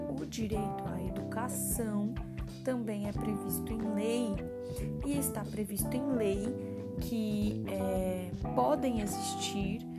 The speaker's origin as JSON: {"language": "Portuguese", "region": "São Paulo", "country": "Brazil", "said": "Então, por exemplo, aqui em São Paulo, eu sou de São Paulo, aqui em São Paulo tem a FAPESP"}